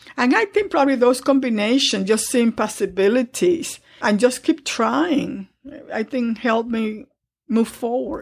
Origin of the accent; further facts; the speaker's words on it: Dominican Republic; now in New York, United States; I grew up in the Dominican Republic